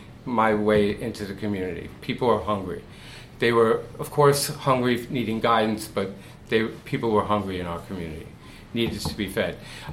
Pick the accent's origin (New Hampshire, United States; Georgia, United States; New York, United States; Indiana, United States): New York, United States; New York City; moved away as an adult; now in Florida, United States; I'm born and raised in the Bronx.